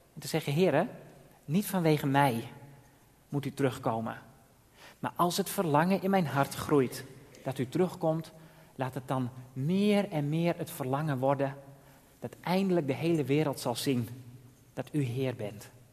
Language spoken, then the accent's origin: Dutch; Drachten, Friesland, Netherlands; moved away as an adult; also born or lived in Texel / The Hague / Kampen; ik kom uit Drachten. Ben daar geboren en getogen